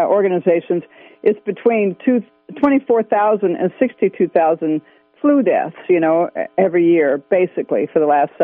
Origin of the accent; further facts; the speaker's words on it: Northern California, United States; I'm from Northern California